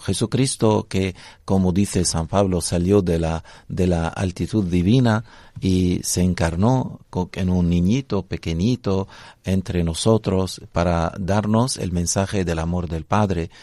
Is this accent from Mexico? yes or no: no; Lebanon; Spanish is a second language